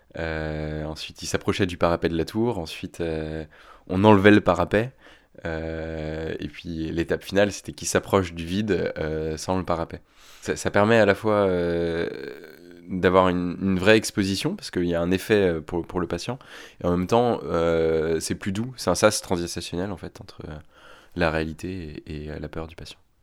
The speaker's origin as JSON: {"language": "French", "area": "Picardy", "region": "Hauts-de-France", "country": "France", "moved": "yes", "lives_now": "Paris, France", "said": "J'ai 30 ans et j'habite à Paris. Euh, à la base, je viens de Picardie."}